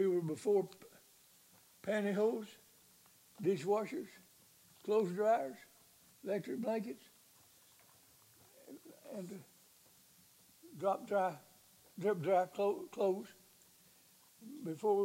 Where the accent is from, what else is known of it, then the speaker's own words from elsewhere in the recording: Big Flat, Arkansas, United States; I was born and raised in the Ozark Mountains